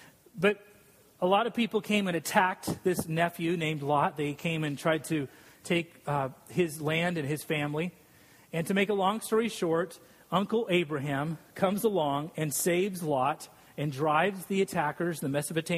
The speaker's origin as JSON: {"language": "English", "region": "Scotland", "country": "United Kingdom", "said": "And I'm Scottish, so it's usually like 18%."}